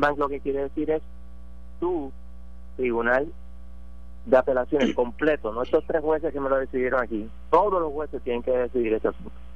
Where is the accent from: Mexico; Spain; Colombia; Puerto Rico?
Puerto Rico; los puertorriqueños pagamos más impuestos federales que muchos estados